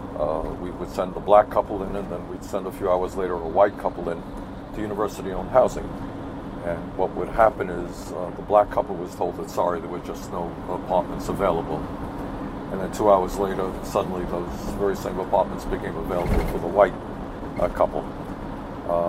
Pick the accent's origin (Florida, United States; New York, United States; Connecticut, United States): New York, United States; New York City; moved away as an adult; also born or lived in Chicago; we grew up in a 3.5-room rent-controlled apartment in Brooklyn